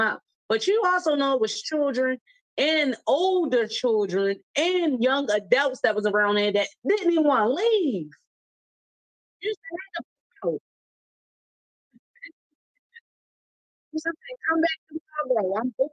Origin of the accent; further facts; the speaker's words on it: Baltimore, Maryland, United States; we're from East Baltimore